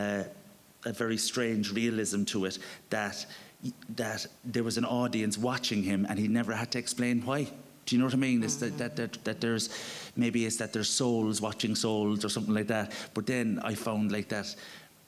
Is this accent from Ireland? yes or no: yes; Cork, Munster, Ireland; moved away; I'm going to my hometown